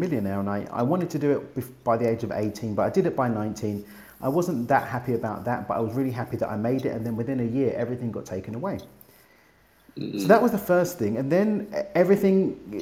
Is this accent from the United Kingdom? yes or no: yes; London, United Kingdom; now in Mexico; I'm from East London in the UK, but I now get to live in Mexico